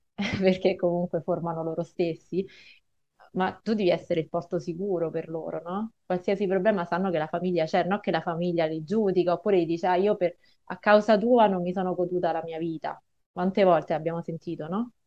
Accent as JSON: {"language": "Italian", "town": "Rome", "region": "Lazio", "country": "Italy", "said": "io sono di Roma"}